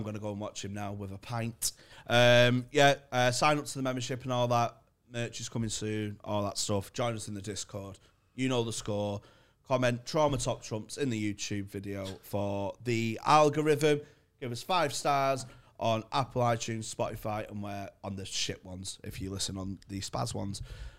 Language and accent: English; Manchester, North West England, United Kingdom; I'm from Garton in Manchester, which is where Shameless was based.